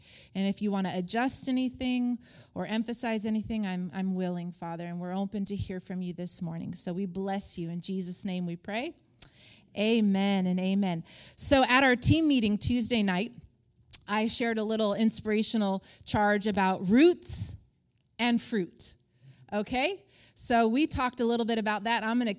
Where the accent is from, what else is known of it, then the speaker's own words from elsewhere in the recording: Palm Springs, California, United States; also born or lived in Stockholm, Sweden / Colorado; I was born in Stockholm, Sweden. My parents were missionaries there. Then we went to Northern California, Colorado. But I would say my roots are Palm Springs, California.